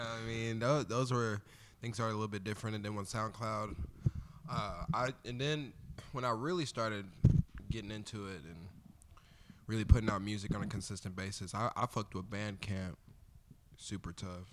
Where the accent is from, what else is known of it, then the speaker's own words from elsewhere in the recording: Olathe, Kansas, United States; also born or lived in Wyandotte County, Kansas; I grew up in Olathe for the most part, so I'm from the burbs